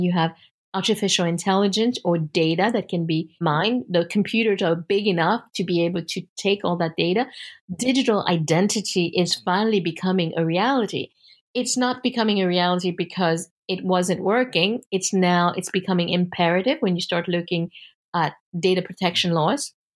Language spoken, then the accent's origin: English; United States; as an American